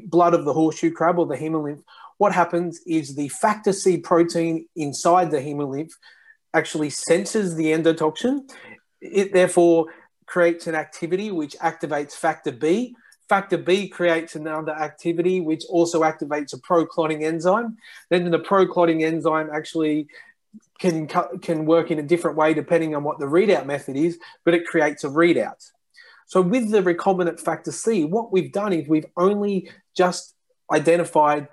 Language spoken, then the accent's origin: English; Australia; moved away as an adult; also born or lived in Japan; now in Lyon, France; I'm Australian and I live now in France.